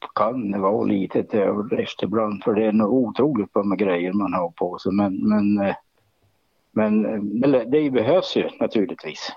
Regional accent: Jämtland, Sweden; Jag är ju, jag är ju född i Jämtland, uppvuxen i Jämtland

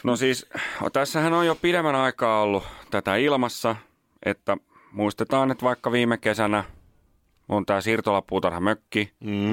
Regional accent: Nummela, Uusimaa, Finland; mä oon Nummelasta

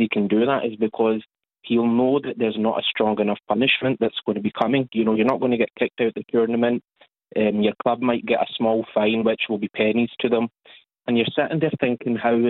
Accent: Glasgow, Scotland, United Kingdom; now in Rutherglen, United Kingdom; born and bred, grew up in Paisley Road West

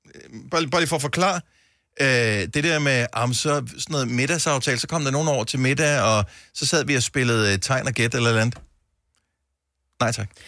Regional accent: Bogense, Southern Denmark, Denmark; moved away; also born or lived in Esbjerg / Odense; jeg er opvokset i Bogense på Nordfyn, og øh, jeg føler, at jeg kommer hjem

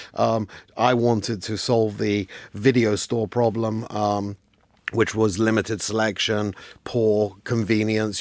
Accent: London, United Kingdom; I grew up in London

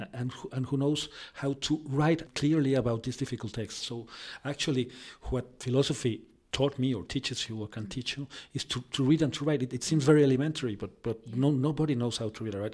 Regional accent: Mexico City, Mexico; English is a second language; I'm from Mexico, actually from Mexico City

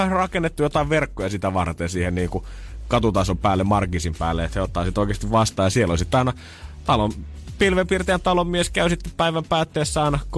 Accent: Ostrobothnia, Finland; tuolla meillä Pohjanmaalla

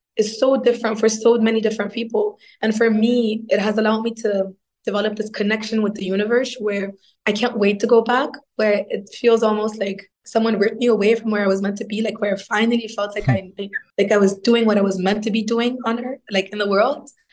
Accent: Egypt; moved away as an adult; also born or lived in Italy / Berlin; I grew up in Egypt, so I um, I got my bachelor's degree in mechanical engineering

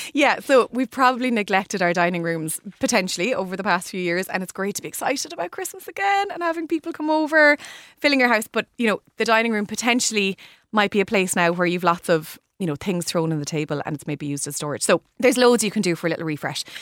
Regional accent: Limerick, Munster, Ireland; my hometown in Limerick

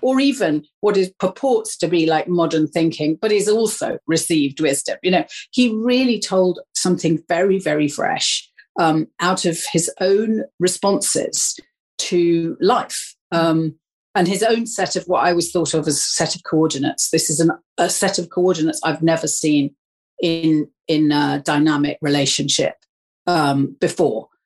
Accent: Wales, United Kingdom; moved away; I come from Wales, I I am Welsh.

